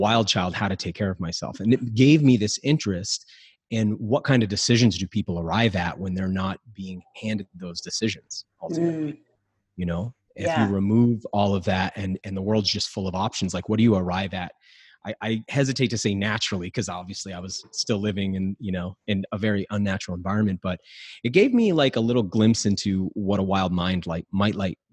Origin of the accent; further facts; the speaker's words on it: New England, United States; So I grew up in New England, but I grew up real poor